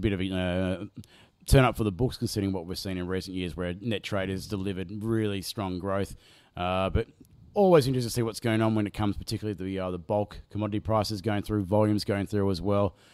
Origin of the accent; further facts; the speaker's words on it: Australia; we used to have an Ampol, uh, in my local Hootie and Linfield where I grew up